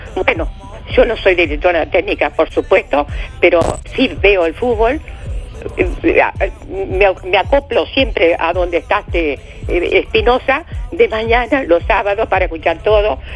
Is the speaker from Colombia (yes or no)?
no; Uruguay; como uruguayo que uruguaya que soy